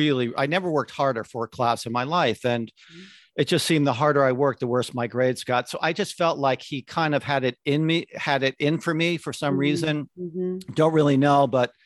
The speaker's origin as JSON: {"language": "English", "region": "Connecticut", "country": "United States", "tie": "born or raised there", "said": "I grew up in Connecticut and transferred to Syracuse University because they had a great advertising program."}